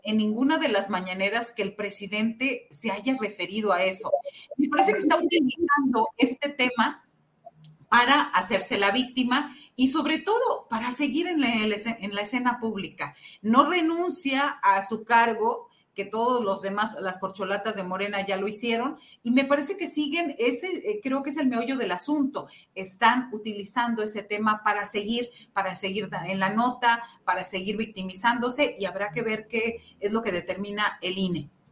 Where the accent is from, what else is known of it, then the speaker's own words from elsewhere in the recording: Xicoténcatl, Tamaulipas, Mexico; somos los dos de Jicotencatamaulipas, Tamaulipas, un, municipio muy pequeño